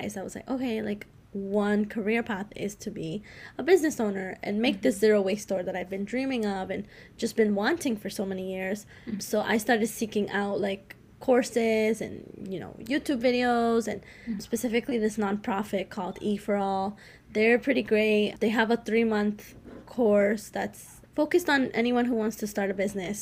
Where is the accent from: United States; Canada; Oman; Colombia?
Colombia; moved away; I was born in Colombia, so I am Latina and I speak Spanish with my family